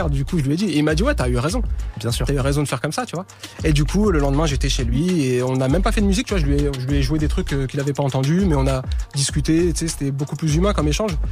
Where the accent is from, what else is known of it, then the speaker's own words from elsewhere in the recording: France; Voilà, je suis français et on s'en fout.